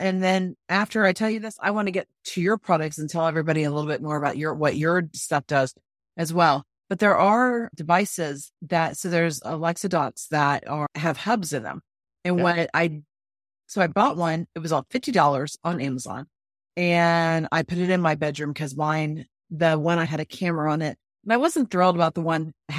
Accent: North Florida, United States; moved away; I grew up in Florida, and I know there, but North Florida.

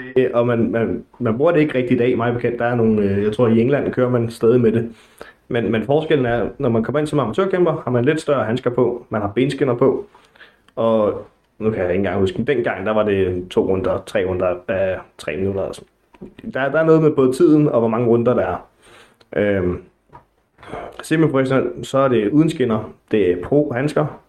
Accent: Næstved, Zealand, Denmark; moved away as an adult; now in Gentofte, Denmark; Jeg er oprindeligt fra Næstved

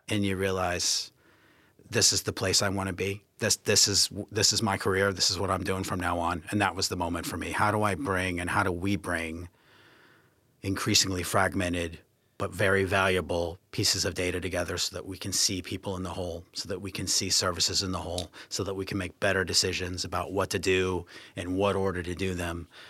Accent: United States; moved away as an adult; also born or lived in Canada / New Zealand / New York / Hong Kong; now in United Kingdom; being American

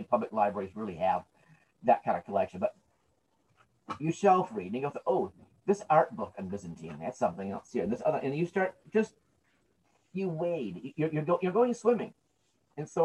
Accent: United States; Because I love the land I'm born in. This is my country. I'm born here.

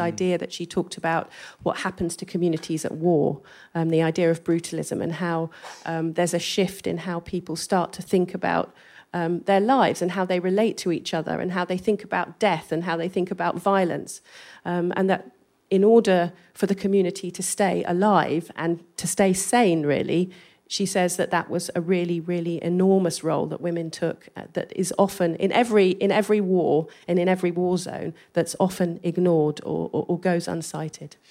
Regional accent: England, United Kingdom; accent: English; my English accent

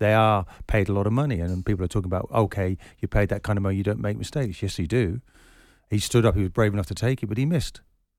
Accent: Scotland, United Kingdom; as a Scotsman, you give your eye teeth to achieve what we achieved in the World Cup.

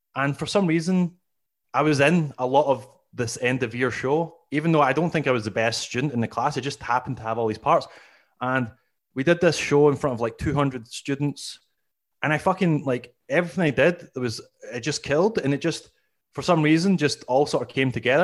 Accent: Glasgow, Scotland, United Kingdom; moved away as an adult; now in Canada; as you can hear, I'm originally from, uh, Scotland. I'm, I, I'm from Glasgow

